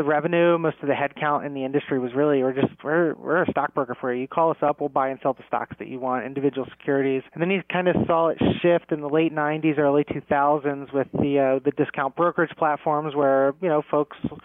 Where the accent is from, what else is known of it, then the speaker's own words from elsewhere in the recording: Ocean City, New Jersey, United States; I'm from Ocean City, New Jersey